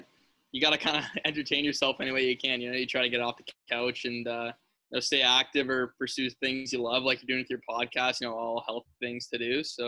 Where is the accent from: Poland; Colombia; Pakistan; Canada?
Canada; Toronto, Ontario; just being a Canadian kid from Toronto